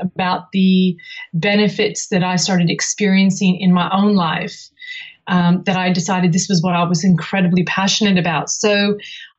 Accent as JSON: {"language": "English", "region": "California", "country": "United States", "tie": "born or raised there", "moved": "as an adult", "lives_now": "Sydney, Australia", "said": "I came from the United States, from California, before I moved to Sydney in 1995"}